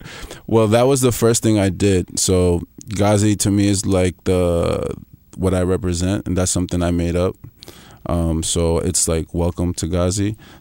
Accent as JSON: {"language": "English", "region": "New York", "country": "United States", "tie": "born or raised there", "also_born_or_lived": "Peru", "said": "I grew up in the East Coast, New York"}